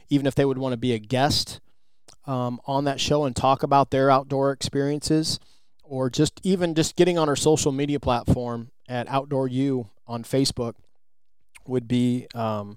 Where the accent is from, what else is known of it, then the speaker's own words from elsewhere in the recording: Midwest, United States; I'm from the Midwest